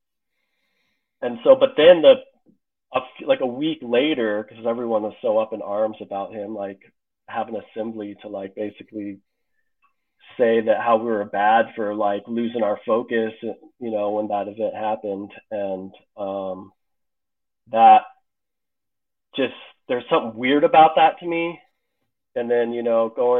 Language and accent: English; Colorado, United States; I grew up in Colorado